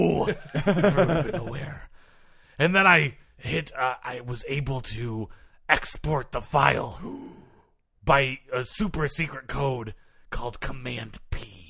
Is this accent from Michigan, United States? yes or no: yes; Granville, Michigan, United States; Well, I grew up in Granville, Michigan.